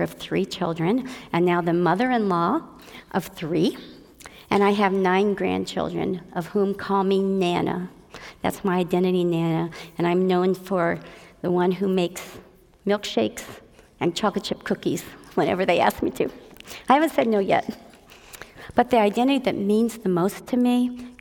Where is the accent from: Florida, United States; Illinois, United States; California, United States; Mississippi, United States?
California, United States; Southern; moved away as an adult; also born or lived in Frankfort, Indiana / Indiana; in Frankfort, Indiana in 1948. And when I was 9 years old, we moved to what I thought was the promised land, California, Disneyland, Southern California